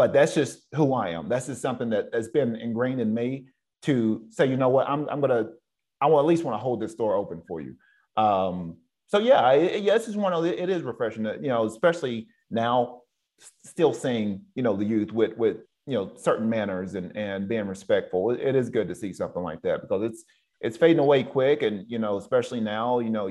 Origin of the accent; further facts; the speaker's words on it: the South, United States; now in West Coast, United States; I'm from the South, so we're raised up a little bit different than men out here on the West Coast